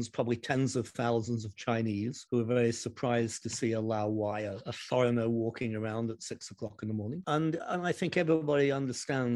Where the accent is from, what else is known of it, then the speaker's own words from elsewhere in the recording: Derby, East Midlands, United Kingdom; moved away; my hometown of Derby in the United Kingdom